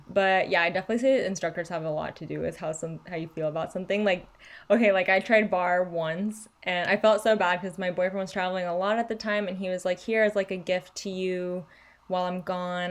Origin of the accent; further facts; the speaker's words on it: Chile; moved away; I grew up in Chile